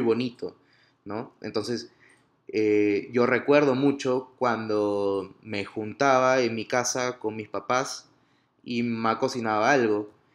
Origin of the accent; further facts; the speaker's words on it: Piura, Peru; moved away as an adult; Piura, que es el norte de Perú, de donde yo vengo